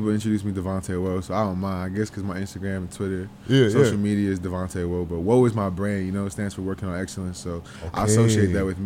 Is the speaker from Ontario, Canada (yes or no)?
yes; Toronto, Ontario, Canada; also born or lived in Whitby, Ontario; I grew up like kind of all over. I grew up downtown.